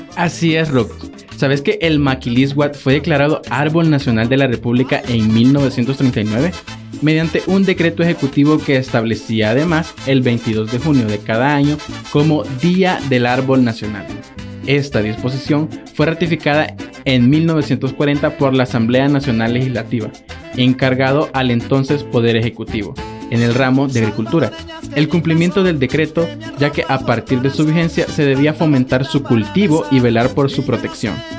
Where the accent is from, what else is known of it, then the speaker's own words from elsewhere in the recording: El Salvador; yo siendo salvadoreño